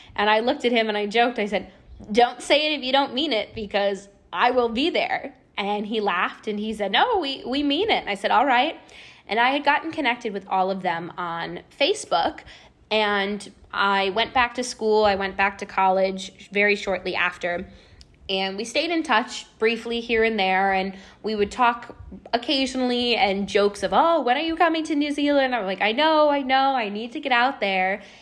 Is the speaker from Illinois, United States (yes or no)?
yes; Chicago, Illinois, United States; I was back home in Chicago, and I was working the front desk at a health club at the time when I was home from college on breaks